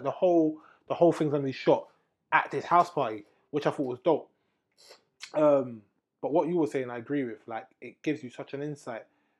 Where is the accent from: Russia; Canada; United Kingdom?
United Kingdom; as black British people, young black British people